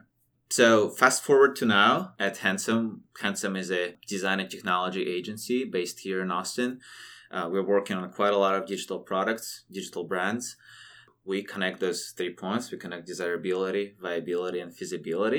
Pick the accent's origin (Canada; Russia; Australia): Russia; Siberia; born and raised in Siberia